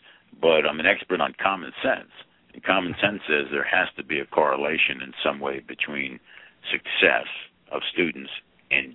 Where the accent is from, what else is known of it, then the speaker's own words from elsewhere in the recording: Plainfield, New Jersey, United States; I had a great experience growing up in Plainfield